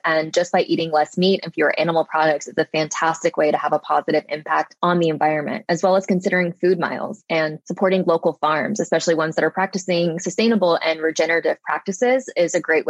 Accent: Little Rock, Arkansas, United States; So I'm from Arkansas.

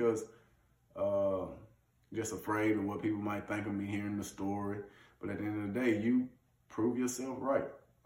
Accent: Leeds, Alabama, United States; moved away as an adult; also born or lived in Birmingham, Alabama / Nebraska; now in Ottawa, Canada; Small town Leeds, Alabama, if you want to be politically correct, where in football I excelled. I was an All-American coming out of high school

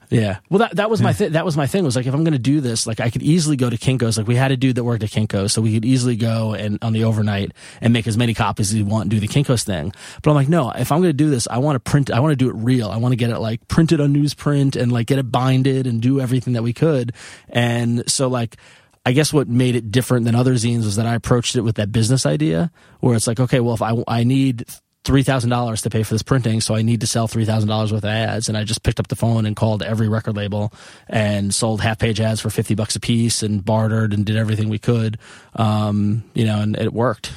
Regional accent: Long Island, New York, United States; moved away as an adult; also born or lived in Ithaca / San Francisco; I grew up on Long Island

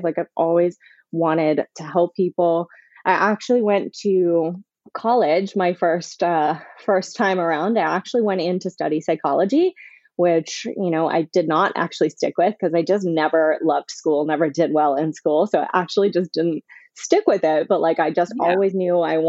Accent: Canada; moved away as an adult; also born or lived in South Florida; now in Florida, United States; I'm from Canada originally, but I've been living in South Florida for about 5 years

